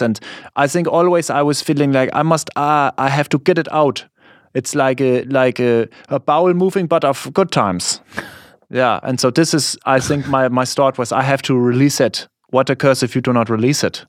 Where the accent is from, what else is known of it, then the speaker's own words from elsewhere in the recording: Germany; English is a second language; moved away as an adult; now in United States; in my school, not so many people, we are liking American culture. It is it's still like this in Germany